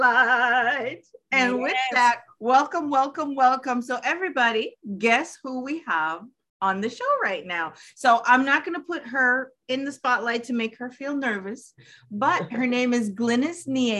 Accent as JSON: {"language": "English", "region": "New York/New Jersey area", "country": "United States", "said": "See, I'm from the New York, New Jersey area, so I'm not familiar with it."}